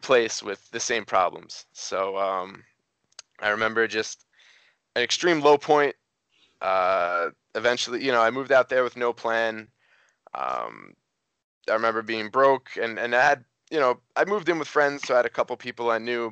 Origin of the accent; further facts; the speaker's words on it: New York, United States; moved away as an adult; also born or lived in Cincinnati; I moved to Cincinnati. I'm from New York originally